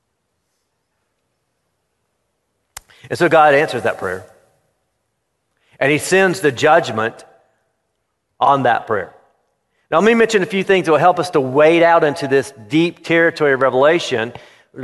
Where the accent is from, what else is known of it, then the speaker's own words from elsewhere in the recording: Florida, United States; I grew up in Florida